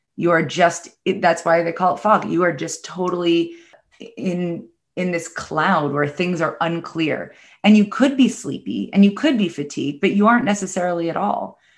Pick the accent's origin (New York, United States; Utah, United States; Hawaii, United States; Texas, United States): New York, United States; New York City; I'm from the New York City area